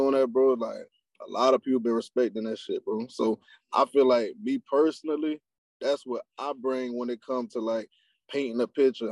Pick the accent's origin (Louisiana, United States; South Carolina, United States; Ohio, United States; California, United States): South Carolina, United States; I'm from Utahville, South Carolina. So now we put on, like, down in Orangeburg County, we have what you call the Low Country